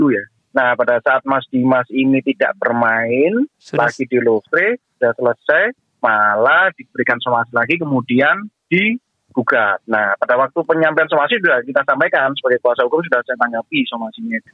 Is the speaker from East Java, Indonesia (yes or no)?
yes; Surabaya, East Java, Indonesia; saya juga warga Surabaya